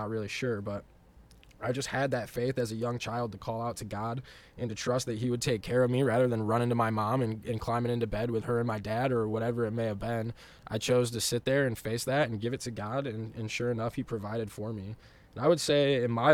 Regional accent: West Michigan, United States; growing up in West Michigan

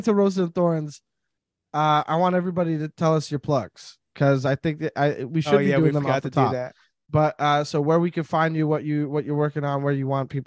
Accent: Canada

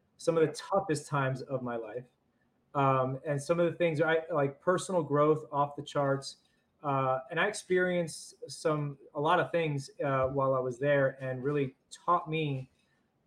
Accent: Jersey City, New Jersey, United States; moved away as an adult; also born or lived in New York; I was originally born in New York, raised in Jersey City, New Jersey

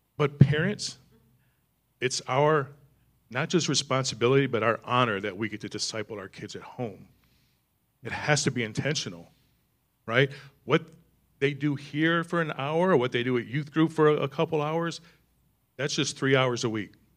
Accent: East Michigan, United States; I grew up in East Michigan

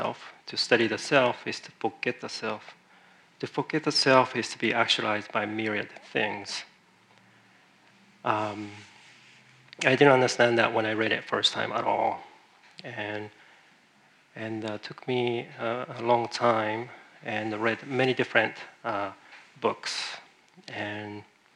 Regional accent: Japan; English is a second language; moved away as an adult; now in San Francisco, United States; I grew up in Japan

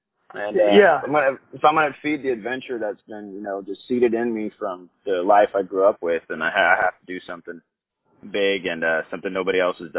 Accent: Nicaragua; moved away; Like I said, I grew up in Nicaragua. I grew up just literally adventuring was our job down there

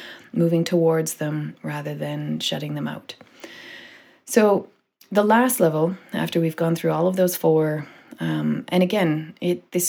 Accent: Canada; as a Canadian

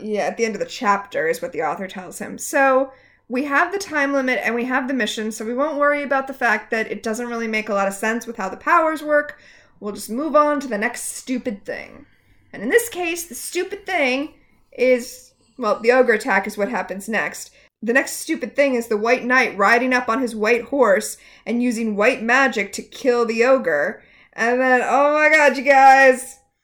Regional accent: Portland, United States; I'm from Portland?

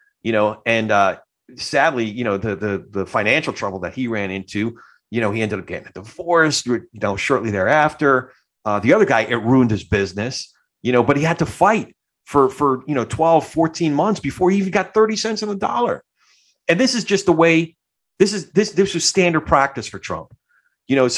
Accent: New Jersey, United States; also born or lived in Brooklyn; I grew up, my family's all from Brooklyn, but I grew up more on the Jersey side

